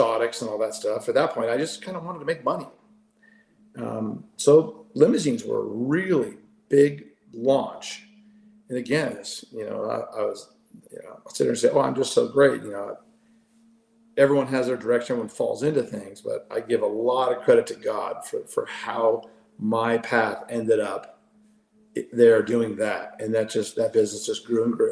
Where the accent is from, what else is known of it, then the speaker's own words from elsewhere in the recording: Dana Point, California, United States; moved away as an adult; also born or lived in Australia; where I grew up in Dana Point